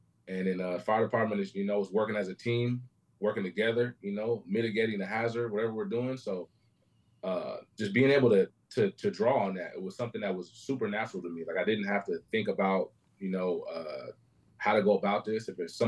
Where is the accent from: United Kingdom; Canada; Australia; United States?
United States; Fairfield, California; now in Sacramento, United States; I'm from Fairfield, California.